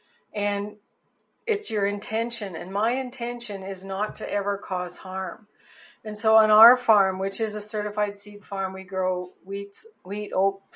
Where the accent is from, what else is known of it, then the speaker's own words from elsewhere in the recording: just outside of Winnipeg, Manitoba, Canada; I was born into a farm family on a farm just outside of Winnipeg, Manitoba, Canada